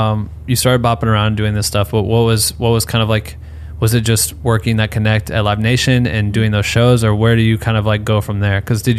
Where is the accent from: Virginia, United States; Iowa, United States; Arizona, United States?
Iowa, United States; I'm from Iowa